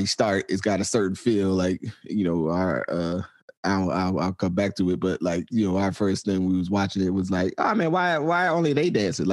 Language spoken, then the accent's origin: English; United States; I'm from the States